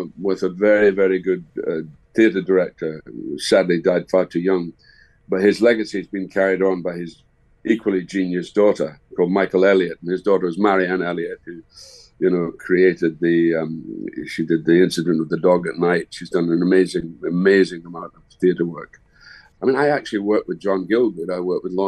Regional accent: Dundee, Scotland, United Kingdom; My hometown is Dundee. And when I was a kid, we had 21 cinemas

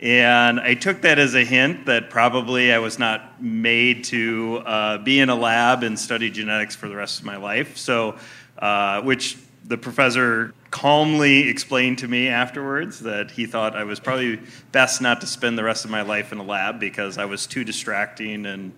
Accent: Prairie du Chien, Wisconsin, United States; I grew up in a small, sleepy town in Prairie du Chien, Wisconsin. It's right on the Mississippi River. I grew up on the Wisconsin River. They both meet right to the south of Prairie du Chien, so... I'm affectionately known from that part as a river rat

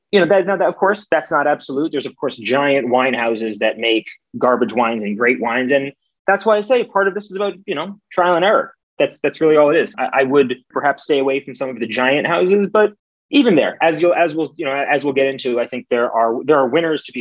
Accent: New York, United States; at least in New York, I'm, I'm from New York

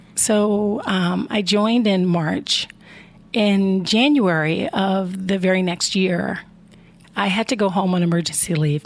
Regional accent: Chicago, Illinois, United States; moved away as an adult; now in Columbus, United States; I grew up in the in Chicago, Illinois

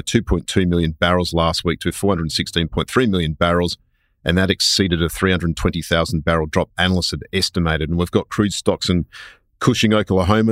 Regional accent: Queensland, Australia; I'm a Queenslander

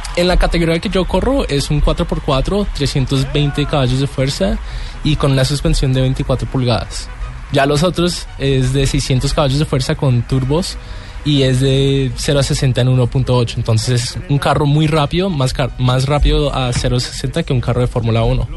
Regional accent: Colombia; Yo soy el único latinoamericano y colombiano representando en el rallycross.

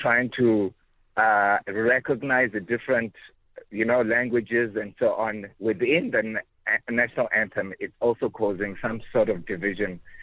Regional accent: KwaZulu-Natal, South Africa; I'm from KwaZulu Natal

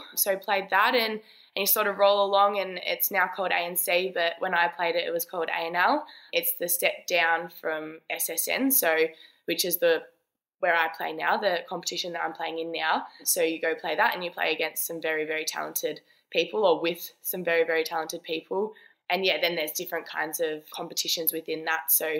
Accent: Geelong, Victoria, Australia; moved away as an adult; also born or lived in Leopold; now in Sydney, Australia; not very small now, but a country town called Geelong. So I was very lucky. I have beautiful parents and grew up there

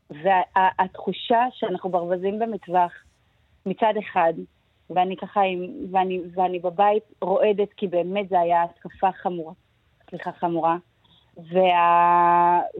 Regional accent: Gush Etzion, Judea and Samaria, Israel; אני, אני גדלתי בגוש עציון, אה, בצל האינתיפאדה השנייה.

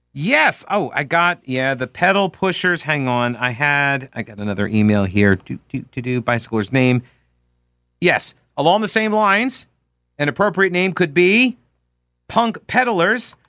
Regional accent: Long Island, New York, United States; now in Charlotte, United States; I'm from Long Island.

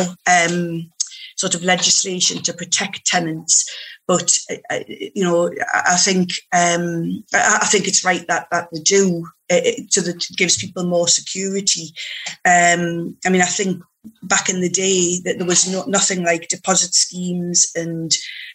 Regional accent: Newcastle upon Tyne, North East England, United Kingdom; now in Morpeth, United Kingdom; born and bred in Newcastle upon Tyne, but moved up to Morpeth in Northumberland once I got married

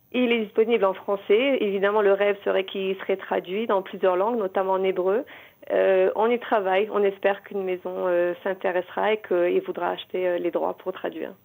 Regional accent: Morocco; moved away as an adult; also born or lived in Paris, France; now in Israel; je suis née au Maroc, j'ai vécu toute ma jeunesse, mon adolescence, j'ai eu mon bac en 97

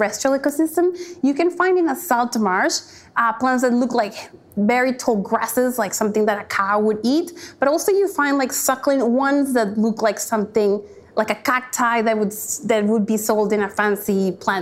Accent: Cali, Valle del Cauca, Colombia; now in Australia; I grew up in Cali, 4-hour drive from the Colombian Pacific coast.

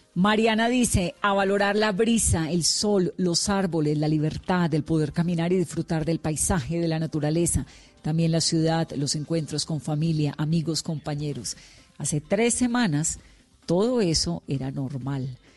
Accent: Cali, Valle del Cauca, Colombia; Yo soy caleña

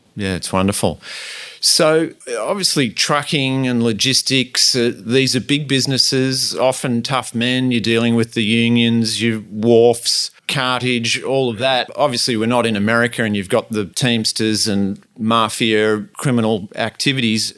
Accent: Sydney, New South Wales, Australia; moved away; I grew up in Sydney

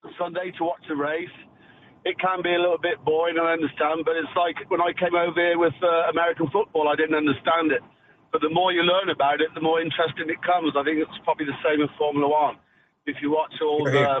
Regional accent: Worcestershire, West Midlands, United Kingdom; moved away as an adult; now in Florida, United States; I'm from Worcestershire, right in the middle of England, about 100 miles northwest of London. But I've been living over here about 30 years.

